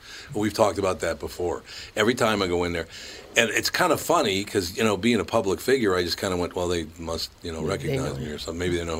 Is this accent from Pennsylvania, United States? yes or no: no; Minneapolis, Minnesota, United States; Growing up in Minneapolis and St. Paul